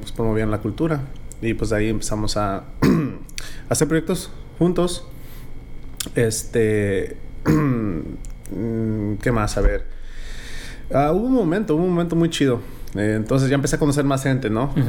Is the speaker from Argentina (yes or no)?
no; Fresno, California, United States; also born or lived in Veracruz, Mexico; yo crecí en el barrio de calvo, aquí en Fresno